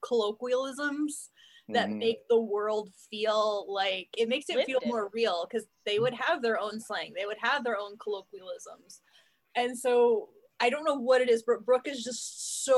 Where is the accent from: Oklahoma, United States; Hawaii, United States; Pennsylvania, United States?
Oklahoma, United States; accent: Western; we're all from Oklahoma. You know, that's where we're born and raised. We live here